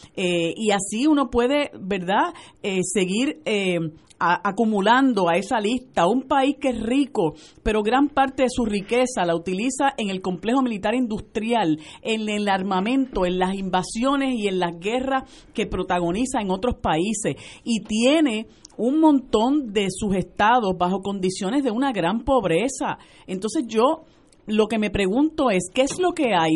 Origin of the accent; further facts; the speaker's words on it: Puerto Rico; Somos puertorriqueños y puertorriqueñas